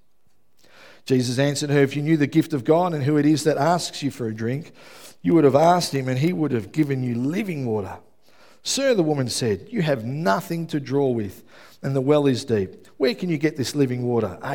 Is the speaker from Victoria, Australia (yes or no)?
yes; Melbourne, Victoria, Australia; I grew up in Melbourne. I grew up in West Footscray.